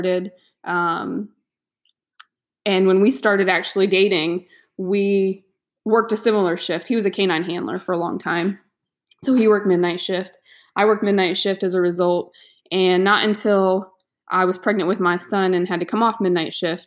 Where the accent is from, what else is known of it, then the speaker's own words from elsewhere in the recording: Florida, United States; I'm from Florida, born and raised here, not in the county I'm living